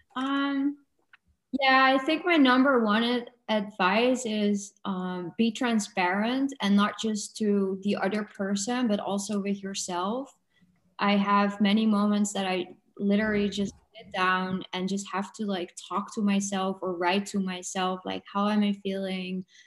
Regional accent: Netherlands; now in Portugal; I'm from the Netherlands.

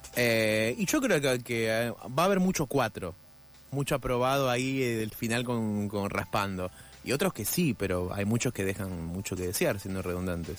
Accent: Argentina; los que habitamos Argentina somos los argentinos

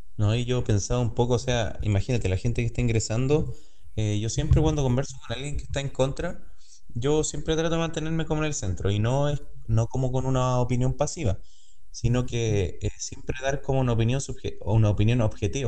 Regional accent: Chile; yo hablo desde mi punto como chileno

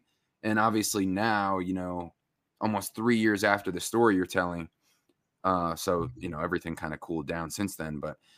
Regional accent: Ossining, New York, United States; Peekskill's right next to me from where I grew up in Ossining. That's right. Peekskill was one of our rivals.

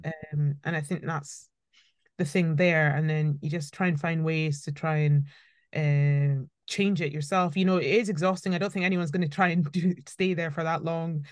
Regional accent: Scotland, United Kingdom; also born or lived in Birmingham; I schooled in, in, in Scotland

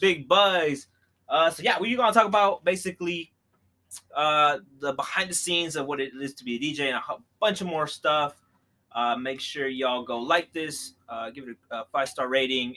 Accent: Columbus, Ohio, United States; we're from Columbus.

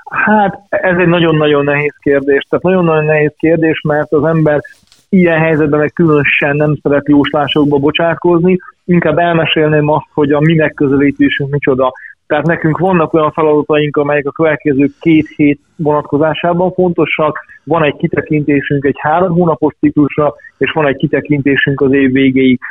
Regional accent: Ada, Vojvodina, Serbia; also born or lived in Subotica; now in Hungary; én vajdasági születésű vagyok, és 91 óta élek Magyarországon

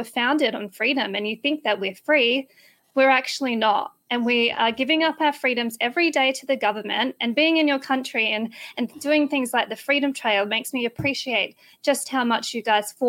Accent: South Australia, Australia; now in Tennessee, United States; the neighbouring state of South Australia, where I'm originally from

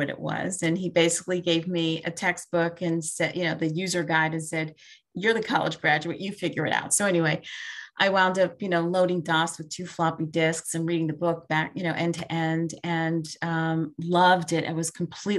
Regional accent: New York City, New York, United States; also born or lived in Binghamton, New York; Born and raised in Brooklyn, New York, still here by choice.

